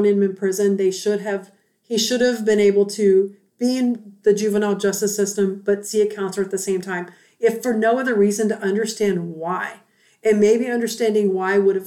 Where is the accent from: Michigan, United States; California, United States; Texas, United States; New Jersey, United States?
Texas, United States; I'm a Texan